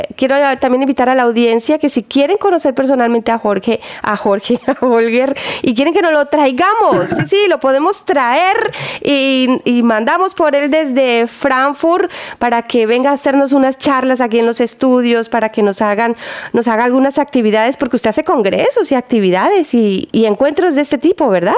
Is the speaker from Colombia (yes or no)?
yes; Colombia; now in Germany; yo soy colombiana